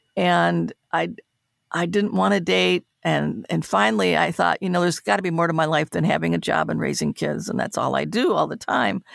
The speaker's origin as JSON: {"language": "English", "town": "Detroit", "region": "Michigan", "country": "United States", "tie": "born or raised there", "moved": "yes", "said": "to have her see me in my hometown"}